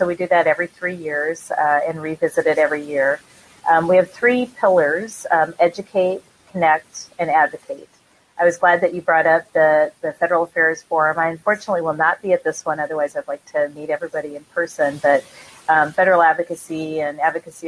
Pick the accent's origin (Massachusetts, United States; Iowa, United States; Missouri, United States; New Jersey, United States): Iowa, United States; I am from Iowa.